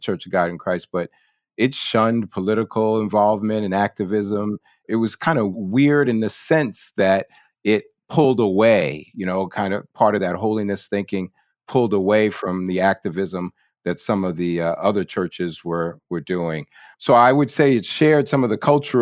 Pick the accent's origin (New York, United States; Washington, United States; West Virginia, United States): New York, United States; I'm from New York